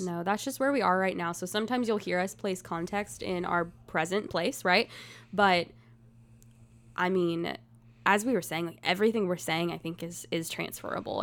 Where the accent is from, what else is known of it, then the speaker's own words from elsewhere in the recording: Gladeville, Tennessee, United States; also born or lived in Mount Juliet, Tennessee; I'm from a tiny town called Gladeville, Tennessee